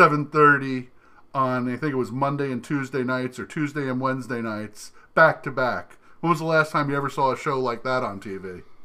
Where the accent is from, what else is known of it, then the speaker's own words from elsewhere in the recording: New Jersey, United States; Remember, I grew up in New Jersey.